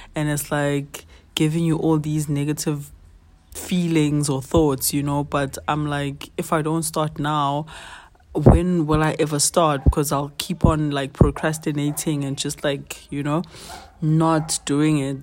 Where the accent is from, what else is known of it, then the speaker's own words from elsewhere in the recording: South Africa; as a twenty-five-year-old South African